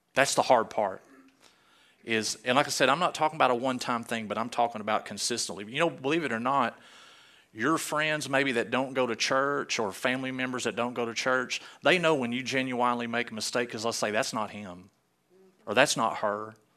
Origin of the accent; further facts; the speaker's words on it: Arkansas, United States; I'm from Arkansas